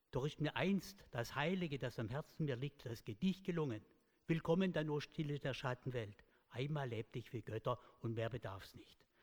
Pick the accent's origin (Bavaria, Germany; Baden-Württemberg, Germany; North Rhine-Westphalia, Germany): Baden-Württemberg, Germany; accent: Swabian; Sie erkennen da deutlich, ich bin Schwabe